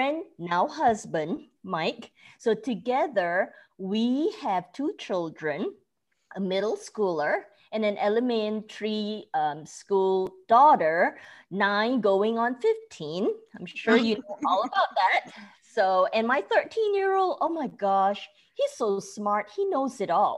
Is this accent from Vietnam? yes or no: no; Malaysia; moved away as an adult; also born or lived in Oklahoma, United States; now in Frisco, United States; At 12, back then, I was watching Beverly Hills 90210 on TV in Malaysia